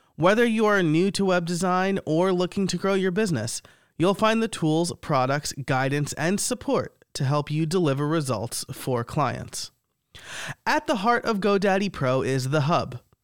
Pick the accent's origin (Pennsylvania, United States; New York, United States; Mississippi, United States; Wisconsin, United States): New York, United States; I am Italian from New York